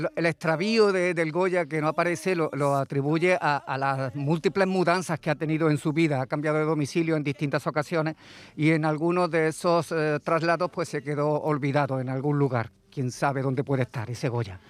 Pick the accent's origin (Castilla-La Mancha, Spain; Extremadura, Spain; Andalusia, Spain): Andalusia, Spain; Montilla; mi pueblo, a Montilla